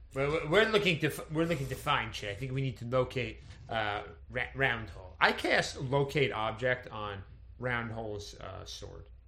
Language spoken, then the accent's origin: English; Connecticut, United States; I grew up in Connecticut